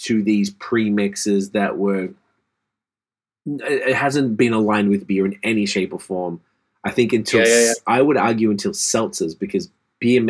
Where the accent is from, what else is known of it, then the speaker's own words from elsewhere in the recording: Australia; moved away; We grew up with that in Australia.